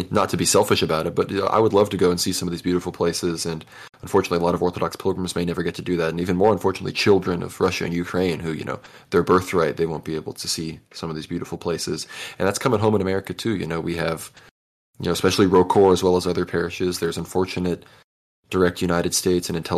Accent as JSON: {"language": "English", "country": "Turks & Caicos Islands", "tie": "born or raised there", "moved": "yes", "said": "I grew up in the Turks and Caicos Islands in the Caribbean"}